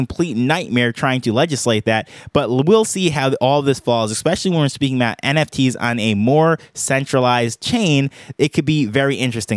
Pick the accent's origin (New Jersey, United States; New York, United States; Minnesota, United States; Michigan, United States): New York, United States; now in Jamaica; I'm from New York, I live in Jamaica